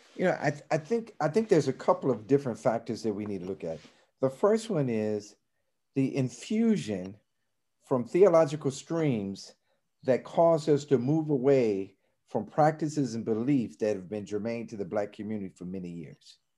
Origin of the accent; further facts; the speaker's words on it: Chicago, Illinois, United States; I grew up in Chicago, but I grew up in an era where we would still have segregated housing